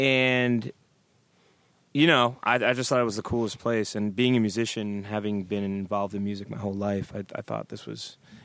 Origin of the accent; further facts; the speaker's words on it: Providence, Rhode Island, United States; we're from Providence. I'm from Providence, Rhode Island.